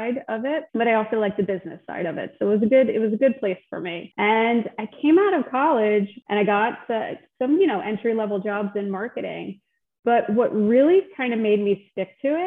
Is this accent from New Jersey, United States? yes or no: yes; New Jersey, United States; also born or lived in Delaware; I grew up in Central Jersey.